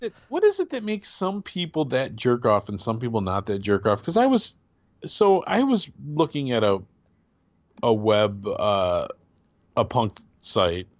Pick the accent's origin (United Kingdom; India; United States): United States; Midwest; I'm a Midwesterner